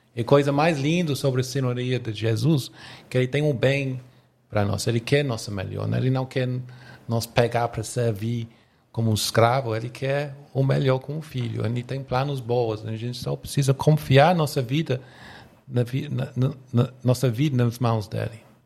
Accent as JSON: {"language": "Portuguese", "region": "England", "country": "United Kingdom", "second_language": "Portuguese", "moved": "as an adult", "lives_now": "Brazil"}